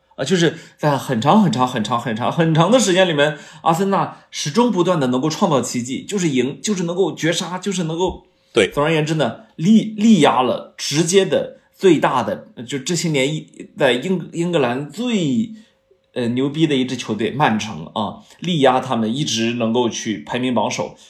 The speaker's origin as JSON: {"language": "Chinese", "country": "China", "said": "作为一个中国人"}